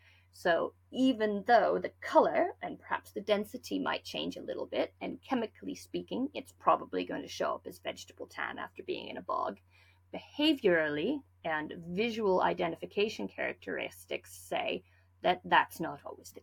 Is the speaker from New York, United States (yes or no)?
no; Lander, Wyoming, United States; Well, I grew up in Lander, Wyoming. So not a heavily populated area of the world, we'll put it that way.